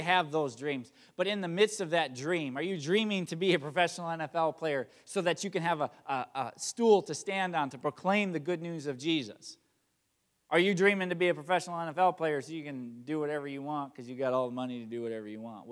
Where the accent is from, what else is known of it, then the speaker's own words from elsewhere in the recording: Chili, Wisconsin, United States; also born or lived in Marshfield, Wisconsin; I'm from Marshfield, Wisconsin area, or actually Chile, Wisconsin